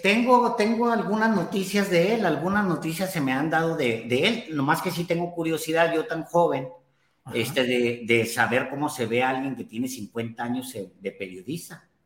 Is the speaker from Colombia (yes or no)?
no; Ciudad Juárez, Chihuahua, Mexico; mi barrio bravo de Ciudad Juárez